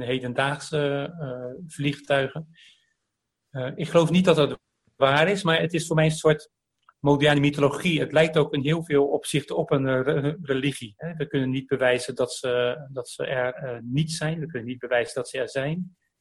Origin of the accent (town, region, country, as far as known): Delft, South Holland, Netherlands; born or raised there